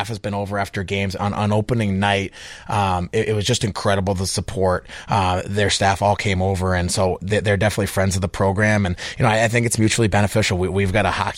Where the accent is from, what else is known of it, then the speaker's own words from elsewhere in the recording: Portland, Maine, United States; moved away as an adult; now in Chicago, United States; I grew up in Portland, Maine, and played there